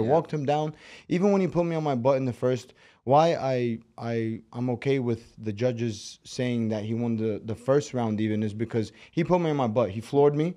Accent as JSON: {"language": "English", "town": "New York City", "region": "New York", "country": "United States", "tie": "born or raised there", "also_born_or_lived": "Moscow, Russia / Baku, Azerbaijan (family)", "accent": "Brooklyn", "second_language": "English", "said": "six years old, moved to the States, and been in Brooklyn ever since"}